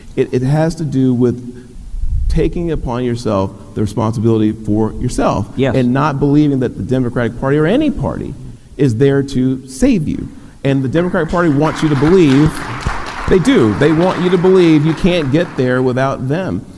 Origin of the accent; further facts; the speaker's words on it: Dallas, Texas, United States; was born in West Dallas, very poor community to working class parents